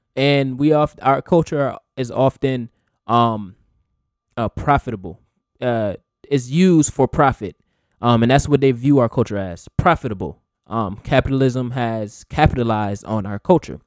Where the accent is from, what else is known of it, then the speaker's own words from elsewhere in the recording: United States; we just happen to be born in America.